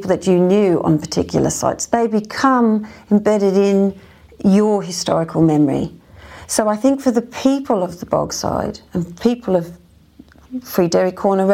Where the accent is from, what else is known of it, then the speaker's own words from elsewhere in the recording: Australia; now in United Kingdom; being an Australian